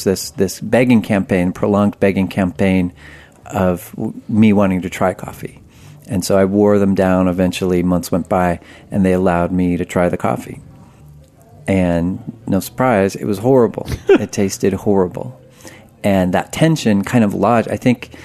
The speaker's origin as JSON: {"language": "English", "area": "Humboldt County", "region": "California", "country": "United States", "tie": "born or raised there", "said": "I grew up in very rural Humboldt County"}